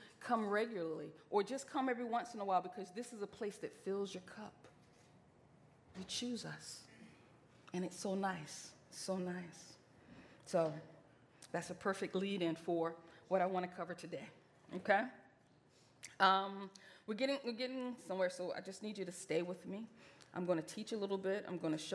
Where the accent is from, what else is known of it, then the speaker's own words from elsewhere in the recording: Portsmouth, Virginia, United States; I grew up in Portsmouth, Virginia.